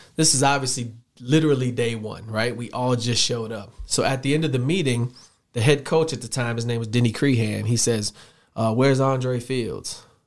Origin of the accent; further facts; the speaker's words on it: Chicago, Illinois, United States; moved away as an adult; also born or lived in South Dakota; I'm a Southside Chicago kid. Went to high school there, grew up there